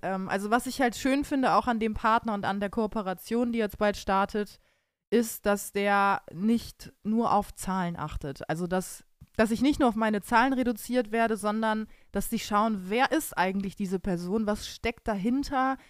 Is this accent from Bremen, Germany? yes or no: yes; Bremen, Germany; now in Cologne, Germany; ich als gebürtige Bremerin